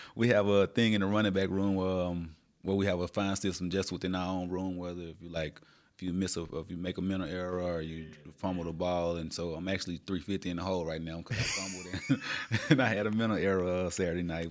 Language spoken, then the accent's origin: English; Little Rock, Arkansas, United States; Born and raised in Little Rock, Arkansas